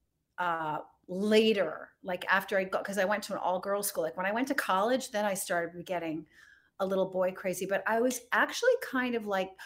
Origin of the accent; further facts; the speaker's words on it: Rhode Island, United States; moved away; also born or lived in Monte Carlo; I grew up in Rhode Island